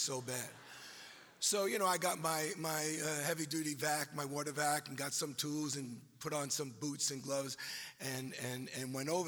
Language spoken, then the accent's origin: English; New York, United States; accent: New York; this is a New York accent